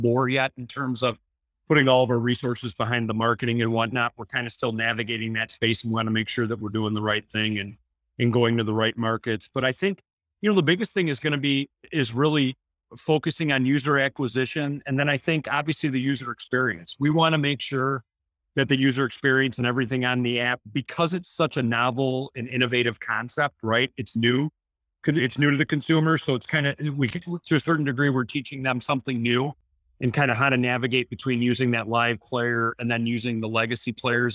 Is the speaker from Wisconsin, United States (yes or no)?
no; Detroit, Michigan, United States; we're all from Detroit